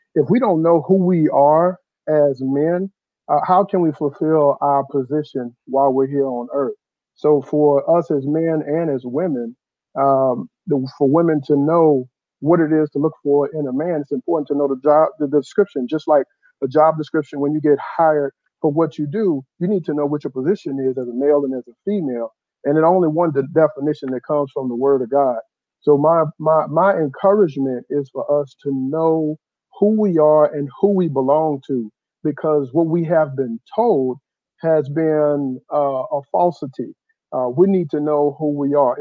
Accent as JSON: {"language": "English", "town": "Houston", "region": "Texas", "country": "United States", "said": "I'm from, uh, uh, Southwest Houston by Sugarland, uh, Richmond."}